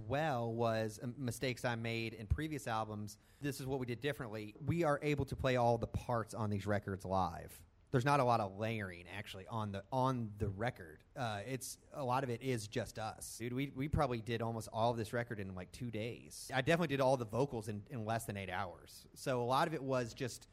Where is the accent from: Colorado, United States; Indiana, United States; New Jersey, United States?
Indiana, United States; southern; I grew up on the Ohio River in southern Indiana